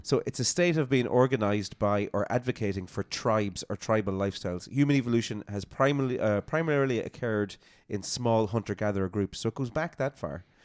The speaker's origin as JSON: {"language": "English", "country": "Ireland", "said": "I love Appaway is because I'm from there"}